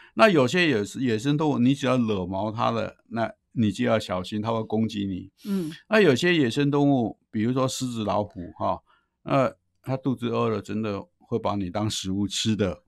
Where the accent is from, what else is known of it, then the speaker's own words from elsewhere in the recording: Taiwan; 尤其是我们台湾人那么多哈